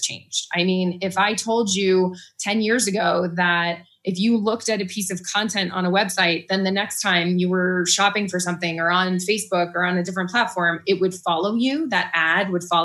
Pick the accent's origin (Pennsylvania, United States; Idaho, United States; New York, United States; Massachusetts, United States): Massachusetts, United States; Boston; moved away as an adult; now in Boulder, United States; I am from Massachusetts and the Boston area, and recently, actually 8 years ago, so I don't know if we can call it recently, moved out to Boulder.